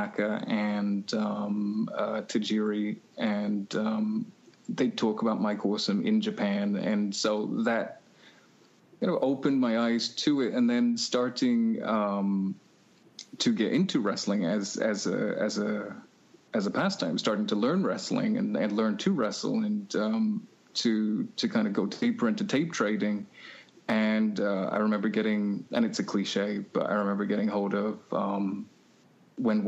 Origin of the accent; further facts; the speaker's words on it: England, United Kingdom; growing up in England